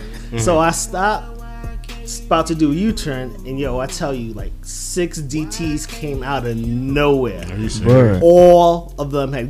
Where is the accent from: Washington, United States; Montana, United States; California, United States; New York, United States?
New York, United States; Brooklyn; growing up in Brooklyn.